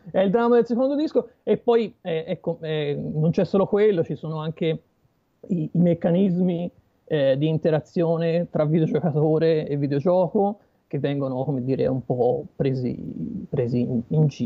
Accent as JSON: {"language": "Italian", "town": "Pistoia", "region": "Tuscany", "country": "Italy", "said": "Eh, Pistoia."}